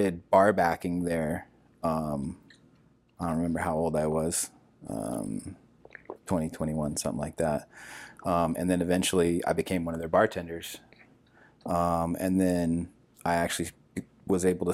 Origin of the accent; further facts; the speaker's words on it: Washington, United States; moved away; I'm from Washington State. Originally, I was